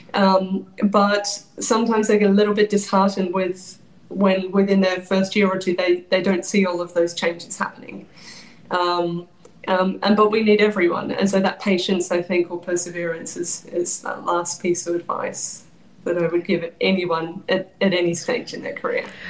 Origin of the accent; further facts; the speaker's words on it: Australia; moved away as an adult; also born or lived in London, United Kingdom; now in New York, United States; I moved over 20 years ago from Australia to London